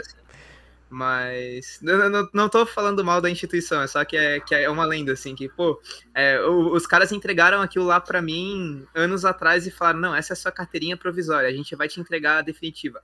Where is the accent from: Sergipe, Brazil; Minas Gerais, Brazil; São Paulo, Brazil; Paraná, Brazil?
São Paulo, Brazil; Osasco; moved away as an adult; now in Florianópolis, Brazil; Eu sou de Osasco